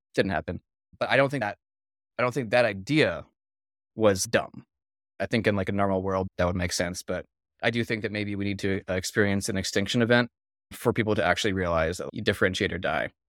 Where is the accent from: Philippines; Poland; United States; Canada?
Philippines; I was actually born and raised in the Philippines, too